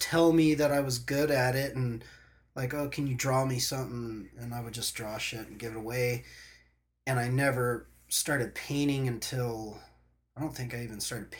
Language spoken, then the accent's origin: English; Huntington Beach, California, United States; I was born back east. I moved to Huntington Beach. Where back east? Virginia Beach, Virginia. Moved to Huntington Beach in 1984.